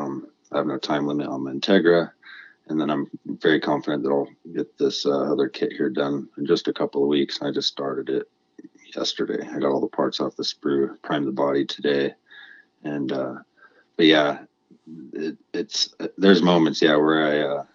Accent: New Mexico, United States; also born or lived in Washington; now in Colorado, United States; I was raised in New Mexico, and as you know, there's a lot of lowriders there.

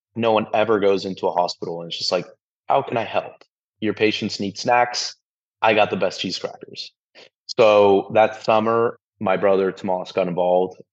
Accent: San Antonio, Texas, United States; we are both from San Antonio, Texas

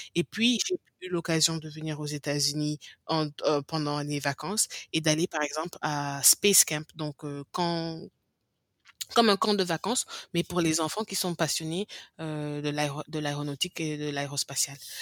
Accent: Senegal; first language English; French is a second language; moved away as an adult; now in United States; le français, j'ai commencé à parler le français peut-être vers 5 ans, 4 ans, bien que j'ai grandi au Sénégal

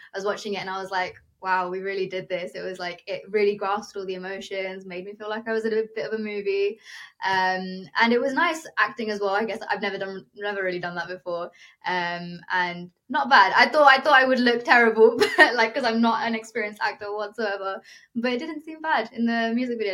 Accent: United Kingdom; first language Telugu; I was born and brought up in the UK, but my ethnic roots come from India.

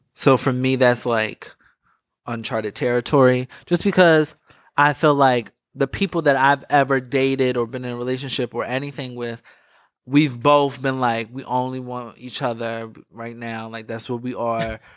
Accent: East Coast, United States; I'm from the East Coast.

